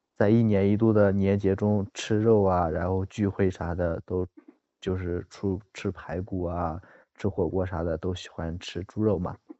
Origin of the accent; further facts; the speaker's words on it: northern China, China; 我是北方人